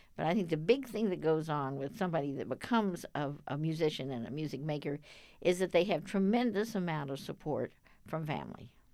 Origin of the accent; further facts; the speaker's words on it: Dallas, Texas, United States; I grew up in Dallas.